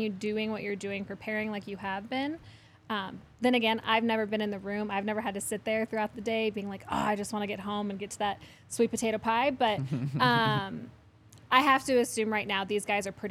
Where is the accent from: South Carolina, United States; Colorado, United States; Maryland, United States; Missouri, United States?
Colorado, United States; Parker; also born or lived in Fresno, California; I was here for my formative years